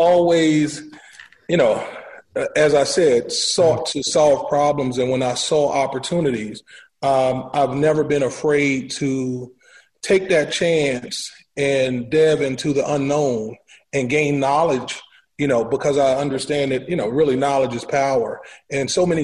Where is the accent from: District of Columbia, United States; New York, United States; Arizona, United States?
District of Columbia, United States; Washington; native of Washington, D.C., born and raised in Southeast